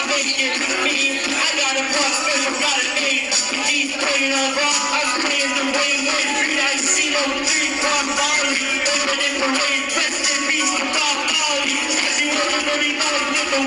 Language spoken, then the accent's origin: English; Woodstock, New York, United States; also born or lived in Astoria, New York; When I was growing up in Woodstock, New York